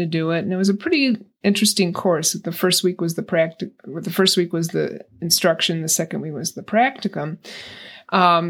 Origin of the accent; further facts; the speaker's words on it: Illinois, United States; moved away as an adult; I'm originally from Illinois. I lived there till I was 50.